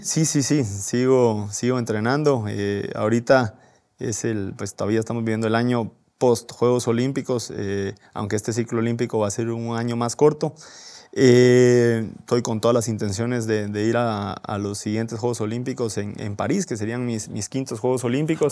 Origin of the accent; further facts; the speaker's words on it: Guatemala; de qué estamos hechos los guatemaltecos